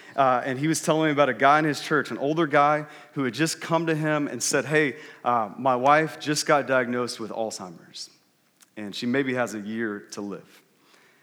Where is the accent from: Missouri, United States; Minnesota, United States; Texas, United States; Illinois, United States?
Texas, United States; moved away; I grew up in Texas, and whenever I go back to Texas, typically in the summer, my family, we go back for about 2 weeks.